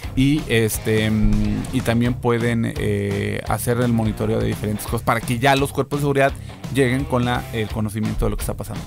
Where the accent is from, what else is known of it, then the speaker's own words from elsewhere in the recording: Tamaulipas, Mexico; yo soy de Tamaulipas, soy, soy del rancho